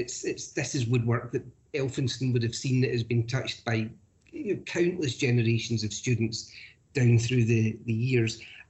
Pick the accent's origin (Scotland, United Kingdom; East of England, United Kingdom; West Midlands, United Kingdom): Scotland, United Kingdom; Glasgow; And I speak jokingly here as I'm also a Glaswegian